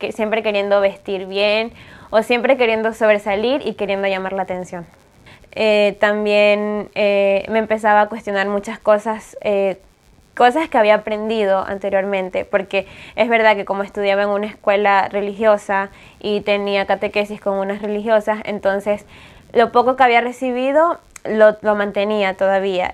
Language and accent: Spanish; Ecuador; moved away as an adult; now in Spain; soy de Ecuador, tengo 21 años